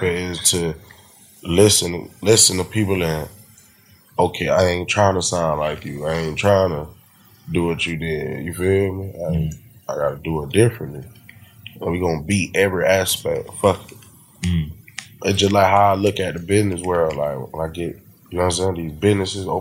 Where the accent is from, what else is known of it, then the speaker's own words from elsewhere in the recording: Port Salerno, Florida, United States; I'm from Port Salerno